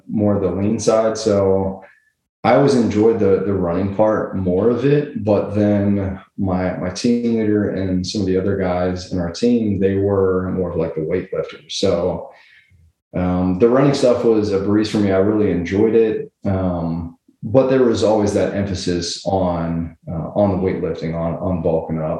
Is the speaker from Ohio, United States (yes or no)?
yes; Cincinnati, Ohio, United States; Originally from Cincinnati, Ohio